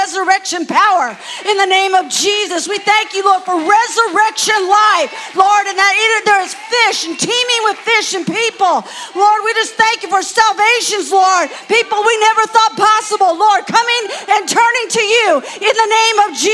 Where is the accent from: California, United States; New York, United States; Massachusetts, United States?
California, United States; I am from, you know, sunny California.